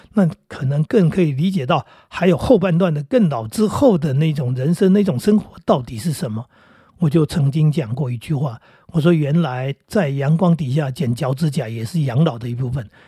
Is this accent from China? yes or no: no; Northeast Coast, Taiwan; 我小时候住在东北角那个地方